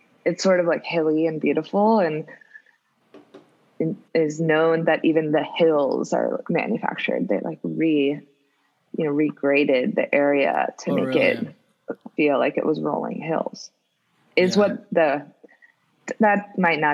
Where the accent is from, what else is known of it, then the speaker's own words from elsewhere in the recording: Columbus, Ohio, United States; moved away as an adult; now in Detroit, United States; I grew up in Columbus